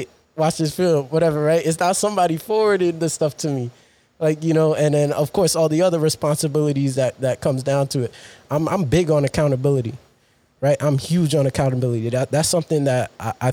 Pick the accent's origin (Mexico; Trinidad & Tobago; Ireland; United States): United States; New York City, New York; also born or lived in Rosedale, Queens; I'm Jamaica, Queens, born and raised